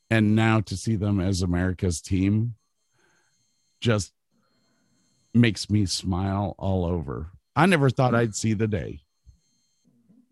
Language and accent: English; Cleveland, Ohio, United States; I'm from Cleveland